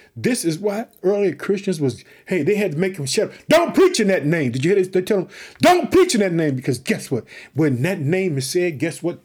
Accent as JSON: {"language": "English", "region": "Illinois", "country": "United States", "also_born_or_lived": "Chicago", "said": "That's my home state."}